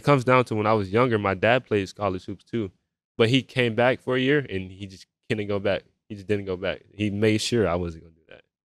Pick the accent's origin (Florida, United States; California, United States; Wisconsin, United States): Florida, United States; Melbourne; also born or lived in Georgia; a young man from Melbourne, Florida